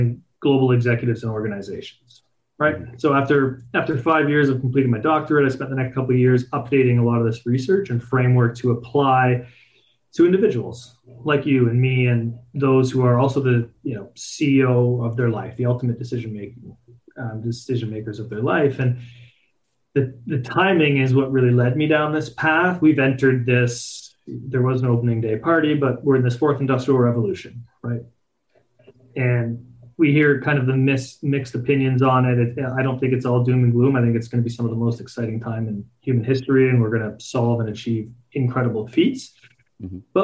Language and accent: English; Canada; born and raised in Canada